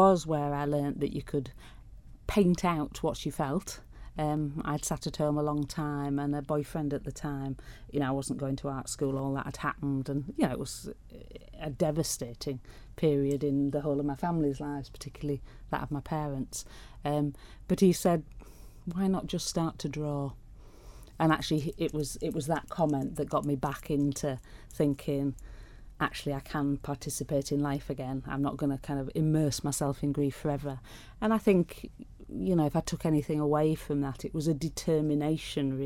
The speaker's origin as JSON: {"language": "English", "town": "Pickering", "region": "Yorkshire and the Humber", "country": "United Kingdom", "tie": "born or raised there", "said": "Pickering, the small town I was brought up"}